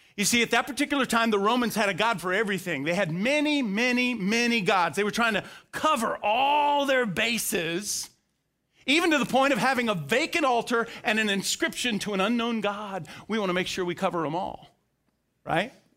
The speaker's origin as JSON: {"language": "English", "region": "Florida", "country": "United States", "tie": "born or raised there", "moved": "yes", "lives_now": "Bulloch County, Georgia, United States", "said": "I grew up in Florida"}